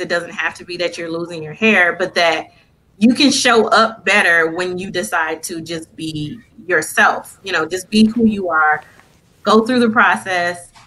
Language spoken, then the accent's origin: English; Flint, Michigan, United States; moved away as an adult; now in Lansing, United States; I'm originally from Flint, Michigan, and uh, I was born and raised there for the most part.